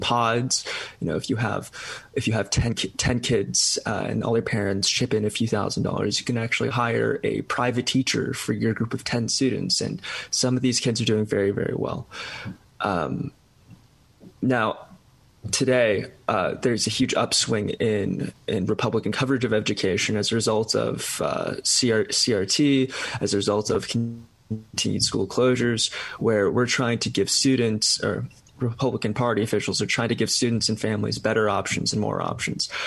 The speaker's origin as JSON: {"language": "English", "region": "California", "country": "United States", "said": "my home state of California"}